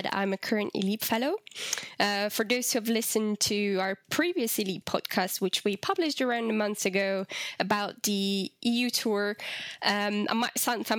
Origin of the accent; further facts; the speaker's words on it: Hungary; moved away as an adult; also born or lived in Brussels; now in London, United Kingdom; I am originally from Hungary, but I've been living in London for 5 years, and I also spent a year in Brussels.